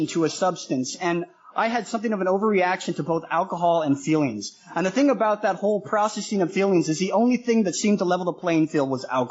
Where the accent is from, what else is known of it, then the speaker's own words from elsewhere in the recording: Denver, Colorado, United States; moved away as an adult; also born or lived in Manila, Philippines; now in Toronto, Canada; I grew up in Denver, Colorado